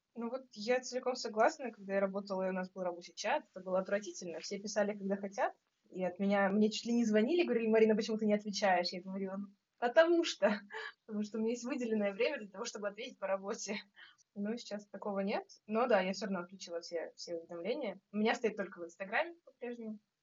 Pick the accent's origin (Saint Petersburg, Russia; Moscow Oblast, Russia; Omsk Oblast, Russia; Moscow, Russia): Saint Petersburg, Russia; я из Петербурга, наверное, по большей части